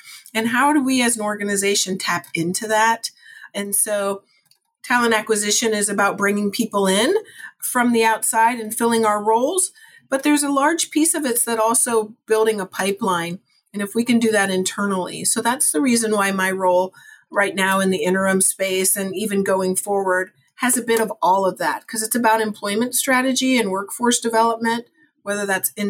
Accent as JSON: {"language": "English", "region": "Ohio", "country": "United States", "tie": "born or raised there", "also_born_or_lived": "California / North Carolina / Georgia / Tennessee", "said": "I was born in Ohio, actually. I've lived in about 6 other states, all the way from California. I lived out in LA for a while, and North Carolina, Georgia, Tennessee. But Ohio's my home."}